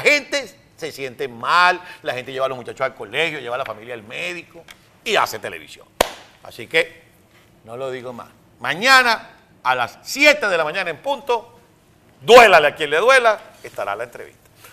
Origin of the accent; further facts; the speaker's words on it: Venezuela; moved away as an adult; now in United States; Cuando yo me fui de Venezuela en el año 2007